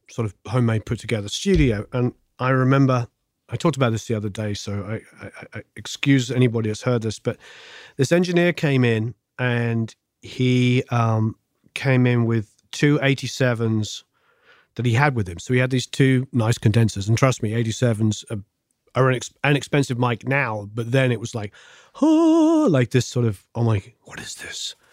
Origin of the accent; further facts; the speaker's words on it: England, United Kingdom; now in Los Angeles, United States; Growing up in England